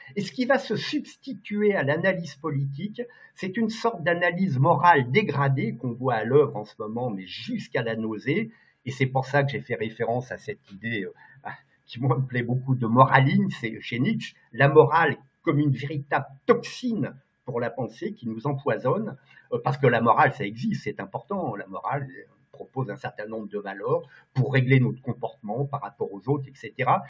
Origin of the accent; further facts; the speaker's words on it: Lyon, Auvergne-Rhône-Alpes, France; je suis un gars de province, euh, je suis lyonnais d'origine, je suis un gars du Rhône